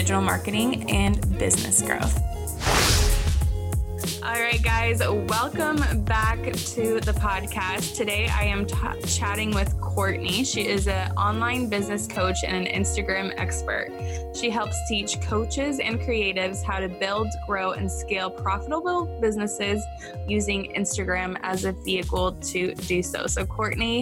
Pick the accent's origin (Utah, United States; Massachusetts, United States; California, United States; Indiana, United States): California, United States; Orange County; I grew up in California. In Orange County.